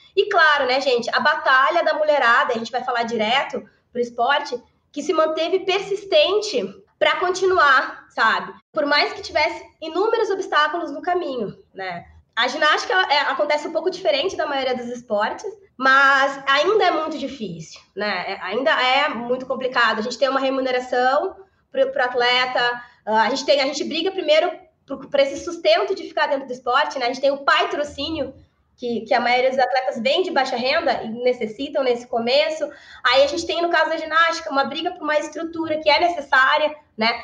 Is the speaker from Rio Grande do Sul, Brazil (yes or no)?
yes; Porto Alegre, Rio Grande do Sul, Brazil; sou de Porto Alegre